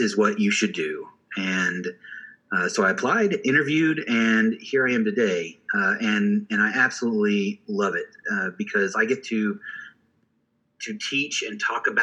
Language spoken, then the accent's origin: English; Springfield, Missouri, United States; moved away as an adult; now in Oklahoma, United States; I was born in Springfield, Missouri